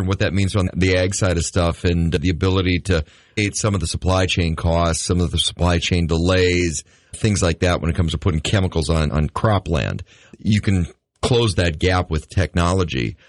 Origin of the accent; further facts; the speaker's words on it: United States; I grew up in the Red River Valley.